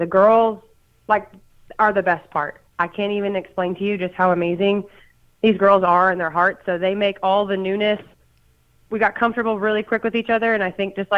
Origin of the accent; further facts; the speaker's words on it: Brentwood, Tennessee, United States; also born or lived in Australia; I grew up in Middle Tennessee. I'm from Brentwood.